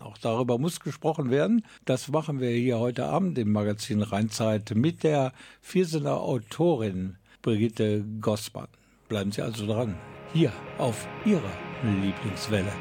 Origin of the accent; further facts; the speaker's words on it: Germany; bei uns in Deutschland